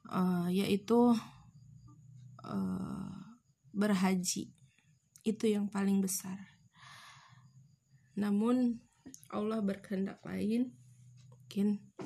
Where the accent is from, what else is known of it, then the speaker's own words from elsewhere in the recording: Garut, West Java, Indonesia; setiap kami memang orang Garut bisa dibilang orang Garut, namun tidak pernah belum pernah satu pun kami ke Santolo